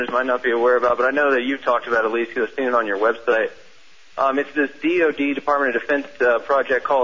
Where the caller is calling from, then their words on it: Austin, Texas, United States; Uh, Austin, Texas.